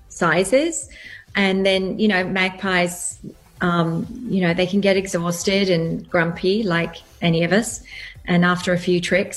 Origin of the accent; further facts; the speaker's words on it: England, United Kingdom; also born or lived in Australia; now in United States; I have grown up in England, lived in Australia, and now a long time in America, and I do find my accent goes all over the place.